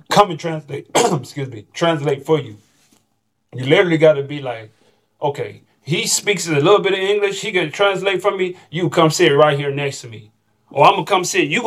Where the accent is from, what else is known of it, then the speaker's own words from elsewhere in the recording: Texas, United States; now in Chile; Don't let that consume your mind as thinking that I'm just I'm coming from Texas and I'm automatically going to be on this.